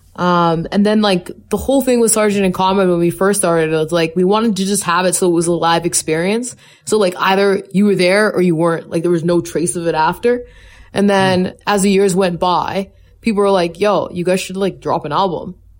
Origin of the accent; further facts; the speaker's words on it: Calgary, Alberta, Canada; I was born and raised in Calgary